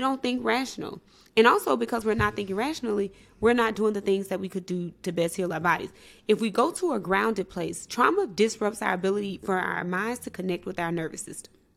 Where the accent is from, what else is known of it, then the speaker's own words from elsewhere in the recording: Mississippi, United States; was raised in Mississippi